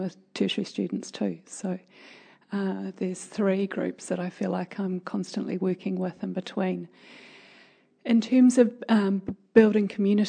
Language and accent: English; Piopio, Waikato, New Zealand; also born or lived in Auckland; where I grew up in Peel Peel.